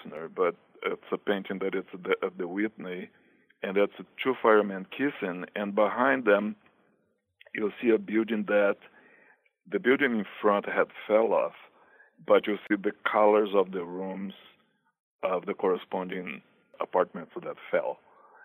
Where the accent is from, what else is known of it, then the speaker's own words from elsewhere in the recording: Brazil; moved away as an adult; now in New York, United States; I am actually originally from Brazil, and I came to New York in 1988.